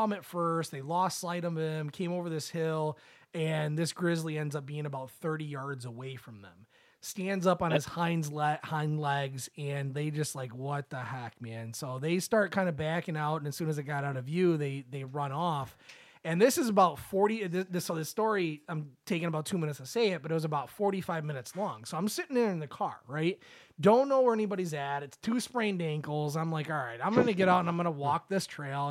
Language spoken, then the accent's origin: English; Michigan, United States; we're from Michigan, so it's like it's flat land